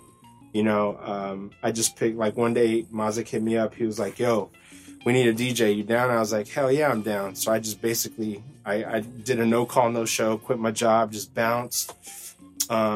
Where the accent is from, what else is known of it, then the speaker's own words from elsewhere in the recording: Las Vegas, Nevada, United States; also born or lived in Philippines / Glendale, California; I moved over to Vegas. Grew up in Vegas, went to school there, graduated